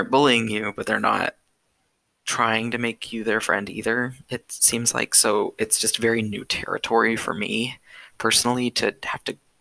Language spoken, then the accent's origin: English; California, United States; moved away as an adult; now in Texas, United States; I'm in a Texas campus, and I'm from California